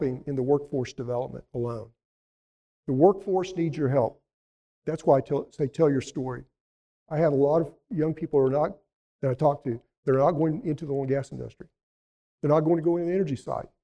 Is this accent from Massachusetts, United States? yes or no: no; Elk City, Oklahoma, United States; My hometown